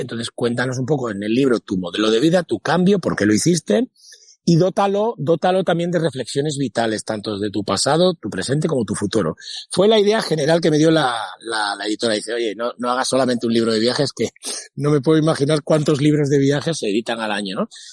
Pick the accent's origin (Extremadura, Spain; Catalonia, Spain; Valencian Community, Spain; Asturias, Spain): Extremadura, Spain; a village near Mérida; descubrí el cine en versión original, que en mi pueblo no existía. Eh, para ir al cine tenías que ir a Mérida